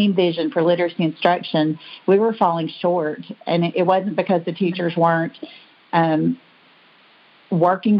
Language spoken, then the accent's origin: English; Bristol, Tennessee, United States; also born or lived in Pennsylvania; I grew up in Bristol, Tennessee, here in Sullivan County